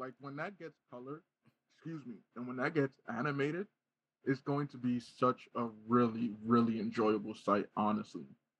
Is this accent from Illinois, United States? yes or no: no; New Jersey, United States; I'm from Jersey.